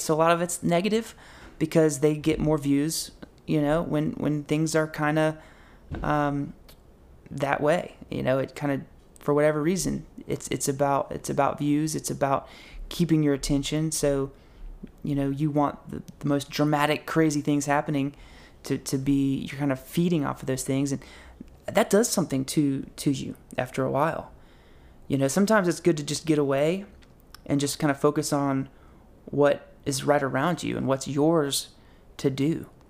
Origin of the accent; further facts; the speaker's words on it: Boone, North Carolina, United States; I'm wanting to go here in my hometown to App State to get a Master of Social Work.